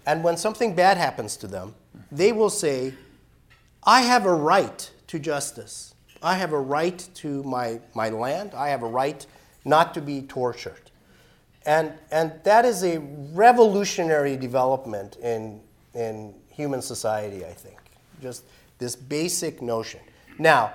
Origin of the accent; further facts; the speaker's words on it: Iran; now in United States; I'm an immigrant. I was born and raised in Iran